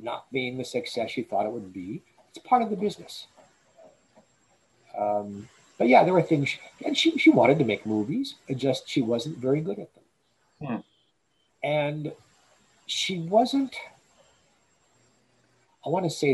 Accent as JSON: {"language": "English", "town": "New York City", "region": "New York", "country": "United States", "tie": "born or raised there", "said": "I was born in Brooklyn, New York. I was a stone's throw from Broadway"}